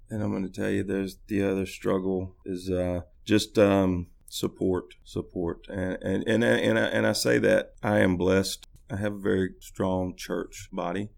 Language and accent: English; Haywood County, Tennessee, United States; moved away as an adult; now in Jackson, United States; I'm originally from Haywood County.